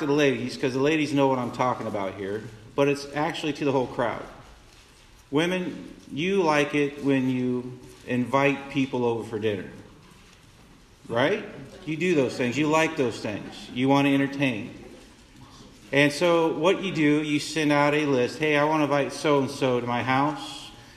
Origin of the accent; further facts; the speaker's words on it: Council Bluffs, Iowa, United States; I came back to my hometown, back in Council Bluffs